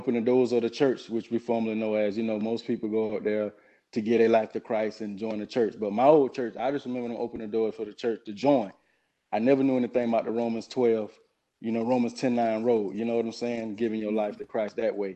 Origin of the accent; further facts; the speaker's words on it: St. Marys, Georgia, United States; moved away as an adult; also born or lived in Jacksonville, Florida; I grew up in South Georgia, a place called St. Mary's, Georgia.